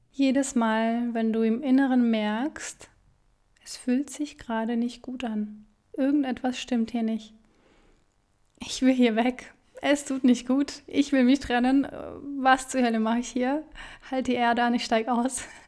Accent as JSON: {"language": "German", "region": "Siberia", "country": "Russia", "tie": "born or raised there", "moved": "yes", "said": "Ich bin in Sibirien geboren, in mhm. Russland"}